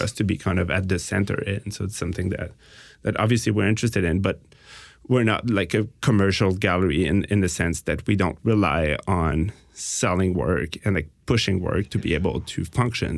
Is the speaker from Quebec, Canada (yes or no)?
yes; Montreal, Quebec, Canada; we're from Montreal